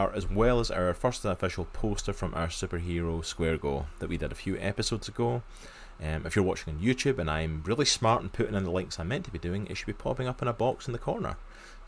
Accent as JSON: {"language": "English", "area": "just outside of Glasgow", "region": "Scotland", "country": "United Kingdom", "tie": "born or raised there", "accent": "Scottish", "said": "I grew up just outside of Glasgow, so that's my home turf"}